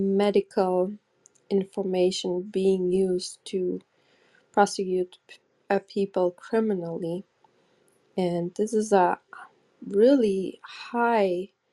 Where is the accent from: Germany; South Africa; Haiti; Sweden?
Germany; English is a second language; I grew up in Germany. There was still East Germany with the Stasi